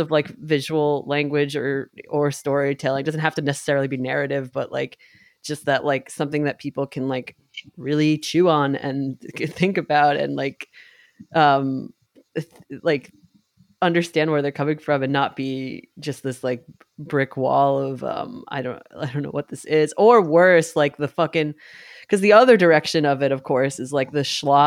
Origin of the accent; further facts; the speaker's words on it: New York, United States; growing up in New York and being able to go